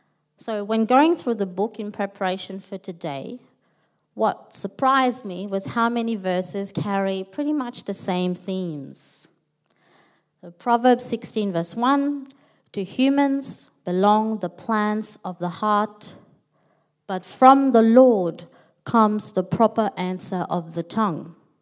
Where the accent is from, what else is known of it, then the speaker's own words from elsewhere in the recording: Melbourne, Victoria, Australia; moved away as an adult; now in Sydney, Australia; So Stephen, my husband and I, we are originally from Melbourne. We're pretty new to Sydney.